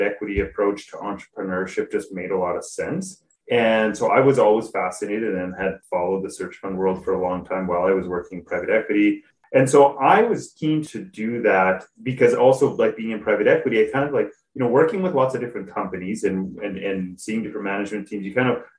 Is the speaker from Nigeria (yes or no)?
no; Canada; moved away as an adult; also born or lived in Switzerland; I grew up in Canada, Canadian